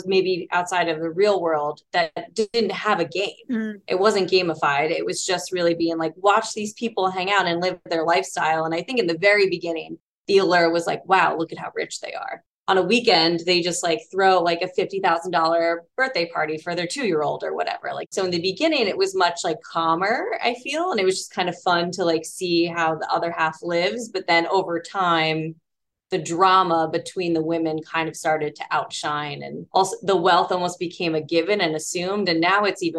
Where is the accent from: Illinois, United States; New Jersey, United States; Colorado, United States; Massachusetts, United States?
New Jersey, United States; I grew up in Jersey. Very, very Jersey, stereotypical Jersey